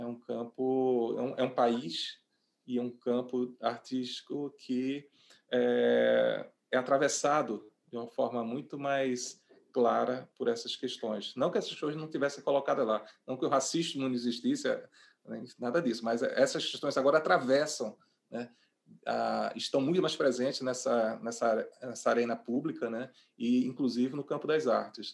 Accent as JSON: {"language": "Portuguese", "town": "Recife", "region": "Pernambuco", "country": "Brazil", "tie": "born or raised there", "moved": "as an adult", "said": "é a cidade onde eu nasci, onde eu moro, saí, voltei, enfim, mas é onde moro"}